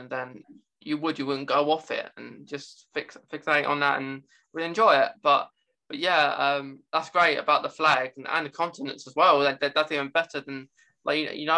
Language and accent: English; England, United Kingdom; of course I can speak English. I'm English.